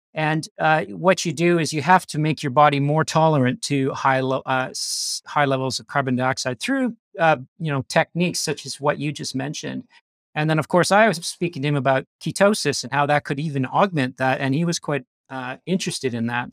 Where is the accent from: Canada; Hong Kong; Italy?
Canada; accent: Canadian; moved away as an adult; now in Australia; I grew up in Canada. I lived there till I was twenty-six, and then I went to Australia